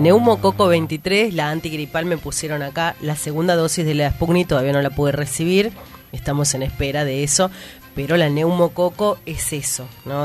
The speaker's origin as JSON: {"language": "Spanish", "country": "Argentina", "said": "somos argentinos"}